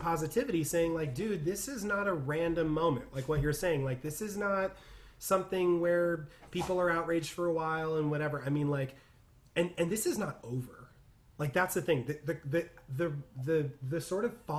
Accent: California, United States; I'm from California

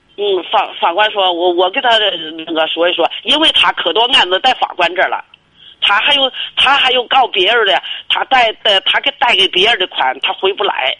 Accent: Inner Mongolia, China; 我是内蒙的

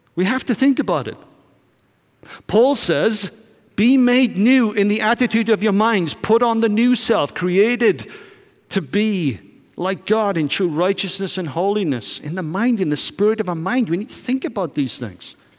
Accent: United Kingdom; I'm from Britain

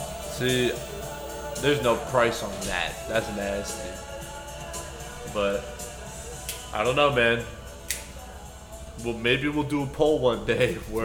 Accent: New Jersey, United States; I'm from Jersey, not Alabama.

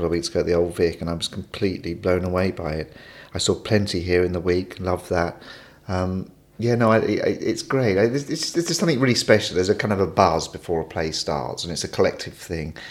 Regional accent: Maidenhead, South East England, United Kingdom; also born or lived in Henley-on-Thames; I was born in Henley, but I don't live far. I live in Maidenhead, so it's about 5 or 6 miles away. So I've always kind of been in that area.

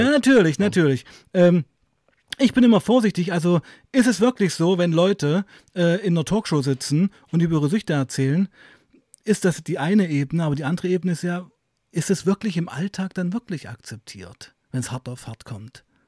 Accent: Weißenfels, Saxony-Anhalt, Germany; ich komme ja aus Weißenfels, das ist so eine Kleinstadt in Sachsen-Anhalt

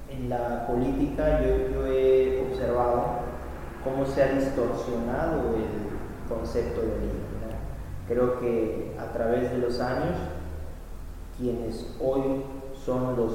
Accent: Mexico

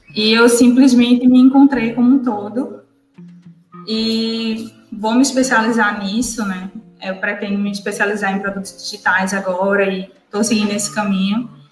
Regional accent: Northeast Brazil, Brazil; como nordestina

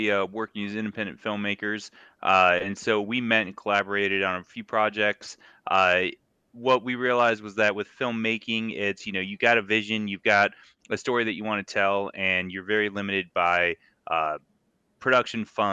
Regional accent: Phoenix, Arizona, United States; born and raised in Phoenix

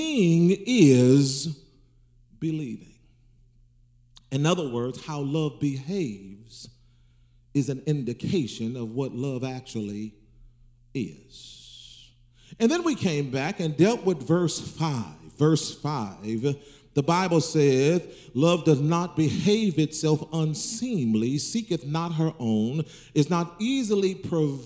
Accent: the South, United States; I'm going back to my roots in the South

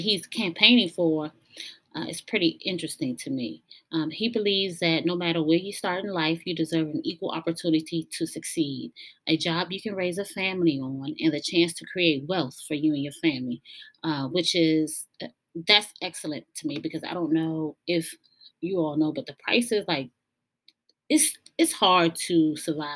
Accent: United States; we as American citizens

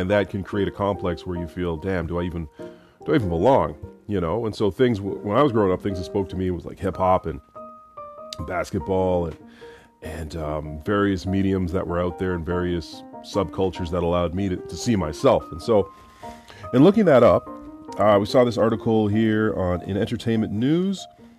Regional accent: Florida, United States; Growing up in Florida in the 80s, it never occurred to me or my parents to serve Filipino food when my friends came over.

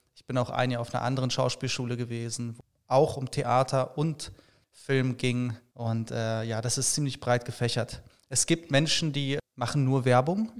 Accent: Paderborn, North Rhine-Westphalia, Germany; moved away as an adult; now in Cologne, Germany; gebürtig aus Paderborn und äh, wohne seit acht Jahren jetzt in Köln

